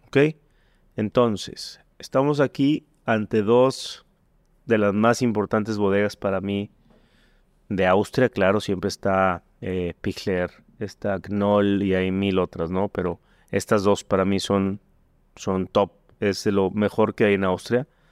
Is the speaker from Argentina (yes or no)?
no; Mexico; como mexicano